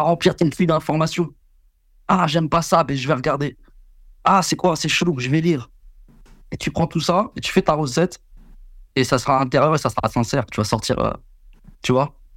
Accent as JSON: {"language": "French", "country": "France", "said": "en France, on est des putains d'Avengers"}